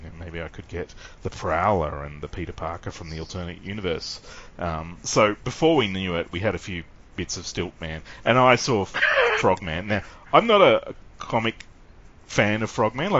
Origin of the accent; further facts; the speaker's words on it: Sydney, New South Wales, Australia; I grew up in Sydney